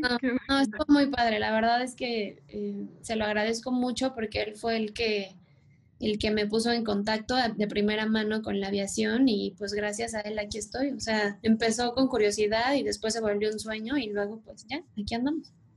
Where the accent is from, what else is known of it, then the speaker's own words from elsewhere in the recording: Mexico City, Mexico; yo soy de Ciudad de México